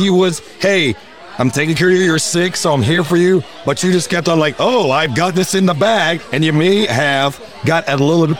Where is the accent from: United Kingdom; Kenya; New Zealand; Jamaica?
Jamaica; I'm Jamaican